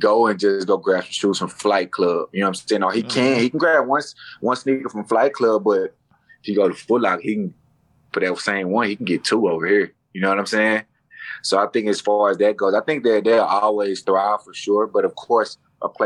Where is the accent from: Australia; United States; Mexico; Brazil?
United States; Dallas, Texas; I'm from Dallas